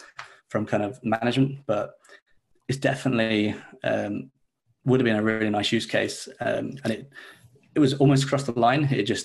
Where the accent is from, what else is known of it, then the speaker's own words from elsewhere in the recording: Leeds, Yorkshire and the Humber, United Kingdom; Hey, so yeah, I'm a developer from Leeds in the UK. So it's a bit of a time difference from you guys